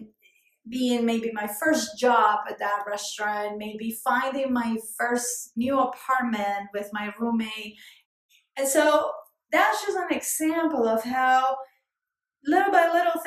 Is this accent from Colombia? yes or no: yes; Colombia; English is a second language; moved away as an adult; now in New York City, United States; I'm a New Yorker and I'm Colombian by birth.